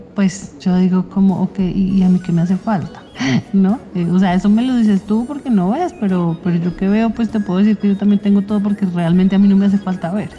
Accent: Bogotá, Bogotá Capital District, Colombia; also born or lived in Cauca; now in Soacha, Colombia; Nací en Bogotá y viví muchos años en el departamento del Cauca, más o menos 8, 7, algo así

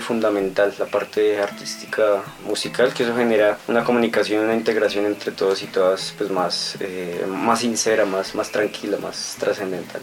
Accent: Duitama, Boyacá, Colombia; también de la ciudad de Itama, eh, ingeniero agrónomo

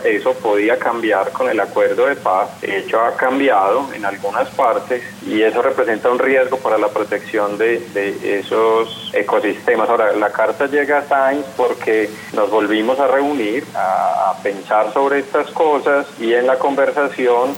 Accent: Colombia; los otros 11 sí, somos colombianos trabajando pues, en distintos lugares del mundo.

